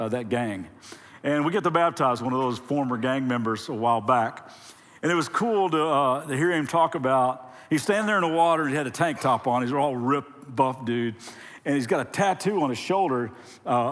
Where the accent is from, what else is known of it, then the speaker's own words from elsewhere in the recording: Lexington, Kentucky, United States; now in Ventura, United States; we're originally from Lexington, Kentucky